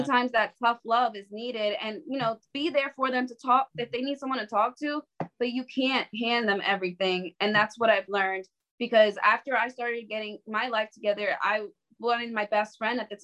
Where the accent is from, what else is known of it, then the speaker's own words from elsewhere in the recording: New York City, New York, United States; I was from the Bronx. I would have never seen a horse in the Bronx